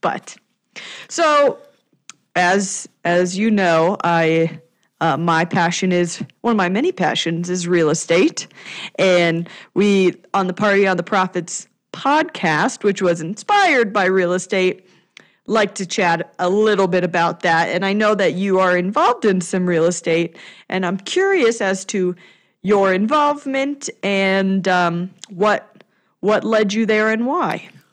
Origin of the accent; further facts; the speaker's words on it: Denver, Colorado, United States; my hometown of Denver